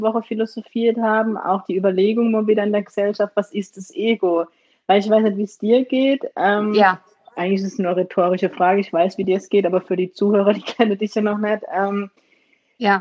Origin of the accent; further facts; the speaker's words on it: Germany; Aber ich bin in Deutschland geboren